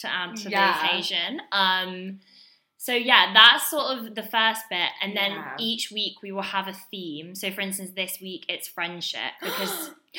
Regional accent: Suffolk, East of England, United Kingdom; I'm from Suffolk.

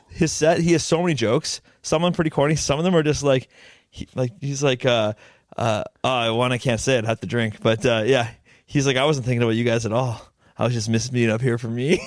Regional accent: Langley, British Columbia, Canada; I'm from Lang Lee

